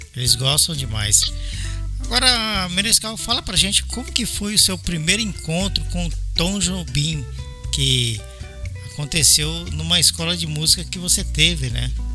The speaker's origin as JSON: {"language": "Portuguese", "region": "São Paulo", "country": "Brazil", "also_born_or_lived": "Belo Horizonte", "moved": "as an adult", "lives_now": "Japan", "said": "eu sou de São Paulo, mas eu estava morando em Belo Horizonte"}